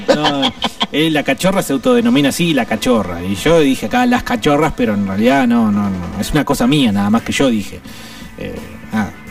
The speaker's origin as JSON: {"language": "Spanish", "country": "Argentina", "said": "somos muy buenos para hacer mierda todo, para romper todo, el argentino"}